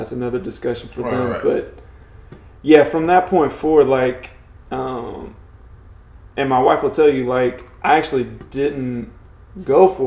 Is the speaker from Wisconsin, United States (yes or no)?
no; Cleveland, Georgia, United States; my hometown is Cleveland, Georgia